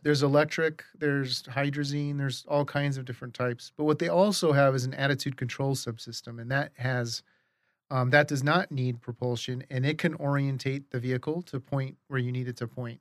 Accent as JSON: {"language": "English", "region": "Arizona", "country": "United States", "tie": "born or raised there", "also_born_or_lived": "New York", "moved": "yes", "lives_now": "Colorado, United States", "said": "we grew up in Arizona"}